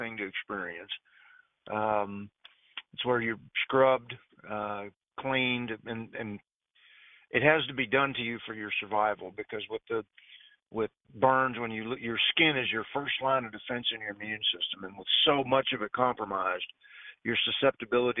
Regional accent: Fort Worth, Texas, United States; moved away

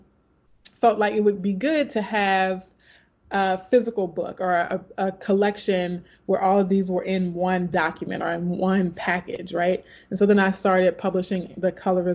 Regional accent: Baton Rouge, Louisiana, United States; also born or lived in California; started teaching high school back in my hometown in Baton Rouge, Louisiana

